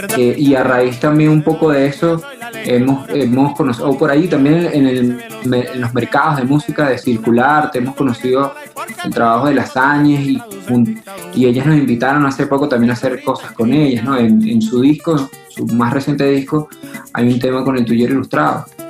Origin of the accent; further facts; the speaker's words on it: Venezuela; now in Colombia; Mi papá y mi mamá son colombianos. Eh, llegaron en los 70, 80 a Venezuela